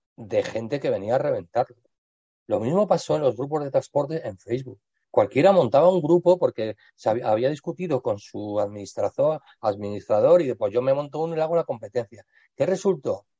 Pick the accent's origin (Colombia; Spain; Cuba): Spain; aquí en España